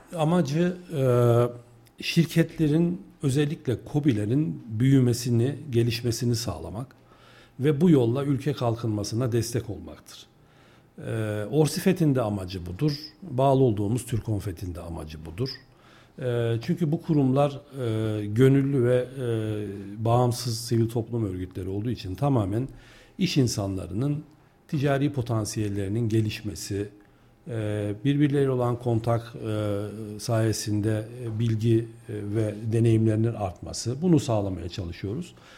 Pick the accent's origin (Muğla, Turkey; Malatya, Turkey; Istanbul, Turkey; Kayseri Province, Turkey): Kayseri Province, Turkey; also born or lived in Bursa; öncesindeki yaşamım, e, eğitim yaşamım Kayseri'de geçti. E, Kayseriliyim.